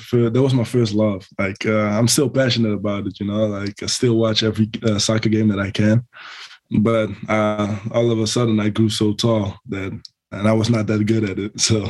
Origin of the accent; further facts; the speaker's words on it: Almere, Flevoland, Netherlands; moved away as an adult; now in United States; I actually grew up in a small town near it. It's like 20 minutes from it. It's called Almere.